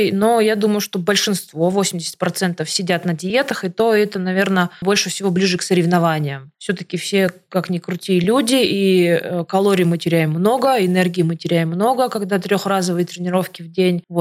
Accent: Siberia, Russia; now in Moscow, Russia; потому что я из Сибири, из маленького городка переехала в Москву и, грубо говоря, своими руками и ногами делать свою жизнь.

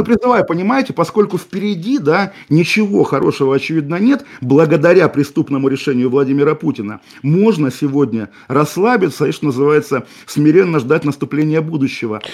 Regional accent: Kaliningrad, Kaliningrad Oblast, Russia; moved away; тот город, который сейчас называется Калининградом, мой родной город

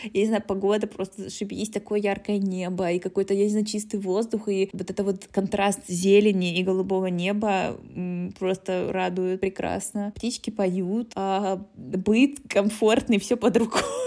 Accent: Krasnodar, Krasnodar Krai, Russia; moved away as an adult; also born or lived in Moscow, Russia / Prague, Czech Republic; now in Germany; мы из Краснодара

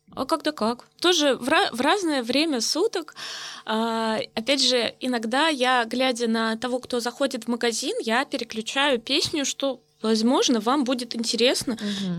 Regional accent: Novokuznetsk, Kemerovo Oblast, Russia; moved away; в своем родном городе

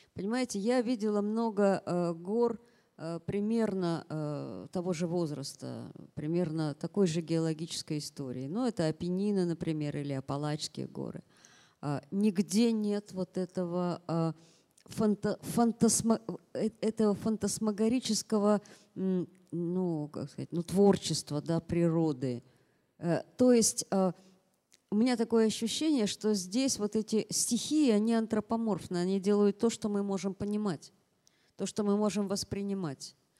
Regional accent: Yekaterinburg, Sverdlovsk Oblast, Russia; moved away as an adult; now in Moscow, Russia; Екатеринбург, повторяю, мой родной город

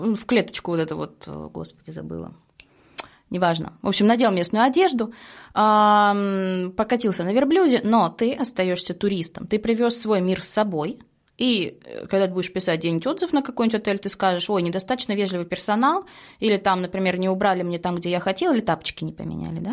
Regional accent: Saint Petersburg, Russia; мы, петербуржцы

